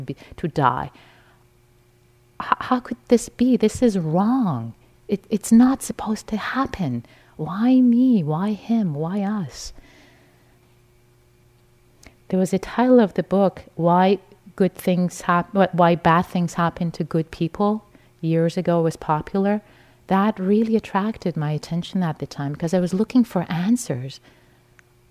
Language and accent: English; Iran; moved away; I was raised in Iran in a liberal Muslim family in a conventional theistic framework